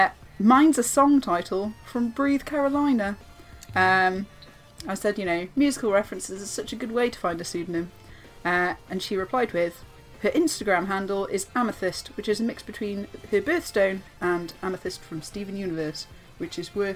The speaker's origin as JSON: {"language": "English", "region": "East of England", "country": "United Kingdom", "said": "And … is because I'm from Essex, so I'm a mouthy … girl."}